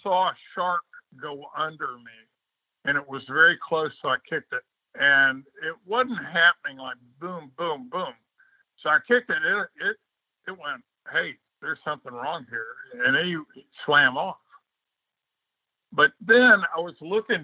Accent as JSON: {"language": "English", "town": "Homestead", "region": "Florida", "country": "United States", "tie": "born or raised there", "said": "I was raised in Homestead"}